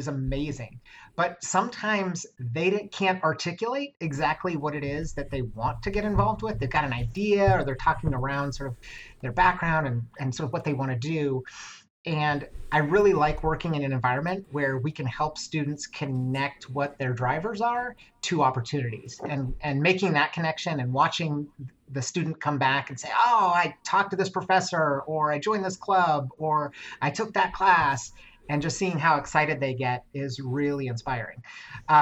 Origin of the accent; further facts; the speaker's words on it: Seattle, Washington, United States; Born and raised in Seattle. I actually went to elementary school on the Ave, so I am as local as you can get.